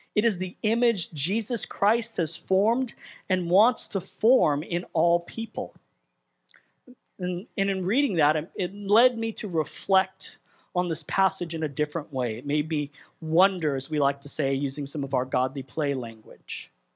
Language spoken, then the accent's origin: English; Southern California, United States; moved away as an adult; I'm Southern California born and raised